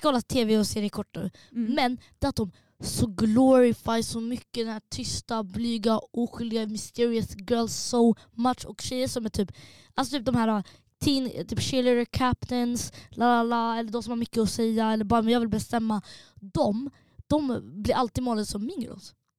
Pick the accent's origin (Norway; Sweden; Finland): Sweden; Linköping, Östergötland; hela min hemstad